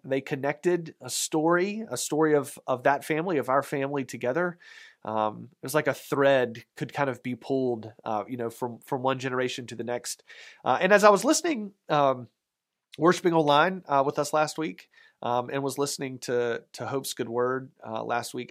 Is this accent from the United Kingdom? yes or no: no; Raleigh, North Carolina, United States; moved away; my hometown, uh, Raleigh, North Carolina